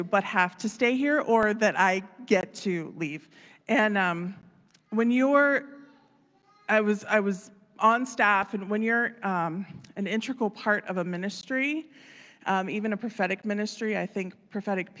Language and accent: English; Wheeling, West Virginia, United States; moved away as an adult; also born or lived in Florida; I was born in Wheeling